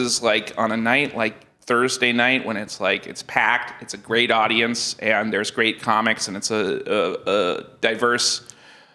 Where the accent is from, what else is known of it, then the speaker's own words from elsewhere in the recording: Portland, Maine, United States; when we moved from Mundroy Hill to Deering Center